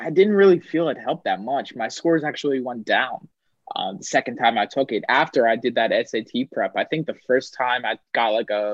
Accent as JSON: {"language": "English", "region": "Pennsylvania", "country": "United States", "tie": "born or raised there", "moved": "as an adult", "said": "I knew that I wanted to be far away from my home state"}